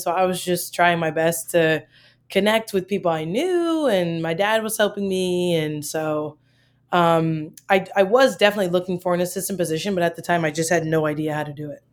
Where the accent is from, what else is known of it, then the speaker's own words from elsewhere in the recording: Maryland, United States; moved away as an adult; also born or lived in Michigan; I'm from Maryland